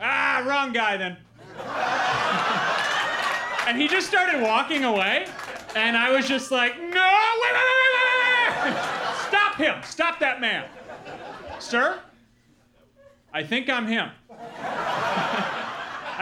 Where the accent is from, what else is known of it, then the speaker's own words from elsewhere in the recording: Milwaukee, Wisconsin, United States; moved away; also born or lived in Los Angeles; I grew up in Milwaukee, Wisconsin